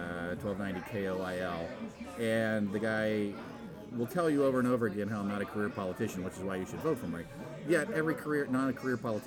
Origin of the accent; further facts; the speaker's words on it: McKeesport, Pennsylvania, United States; now in Omaha, United States; I was born and raised in Pittsburgh, Pennsylvania, just outside of the city